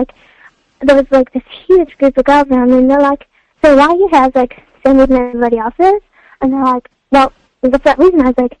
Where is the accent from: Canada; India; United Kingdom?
United Kingdom; Oxford, South East England; I was like … I'm from Oxford.